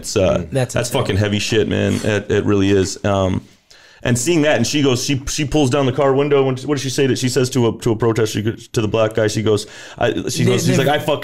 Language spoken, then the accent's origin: English; Toronto, Ontario, Canada; moved away; I grew up in downtown Toronto